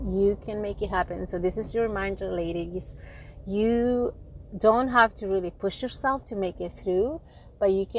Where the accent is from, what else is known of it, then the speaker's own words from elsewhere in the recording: San Francisco Bay Area, California, United States; I'm from the San Francisco Bay Area.